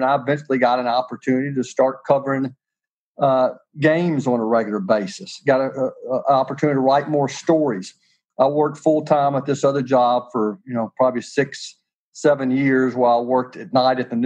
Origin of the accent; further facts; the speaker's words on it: Nashville, Tennessee, United States; I grew up in Nashville, Tennessee, went to Father Ryan High School, went to St. Henry's Grade School